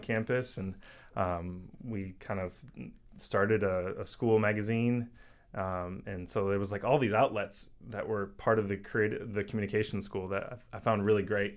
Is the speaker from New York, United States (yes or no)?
no; Indiana, United States; moved away as an adult; also born or lived in St. Louis / Western Massachusetts / Boston / Seattle; I grew up in Indiana and, you know, like, a medium-sized city.